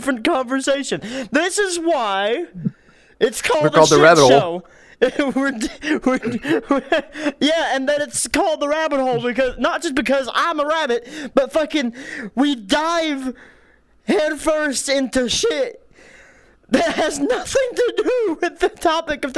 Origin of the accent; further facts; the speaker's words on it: United States; us Americans